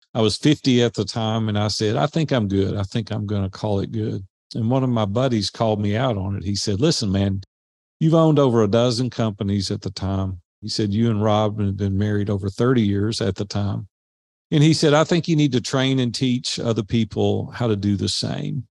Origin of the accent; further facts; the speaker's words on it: Nashville, Tennessee, United States; growing up in Nashville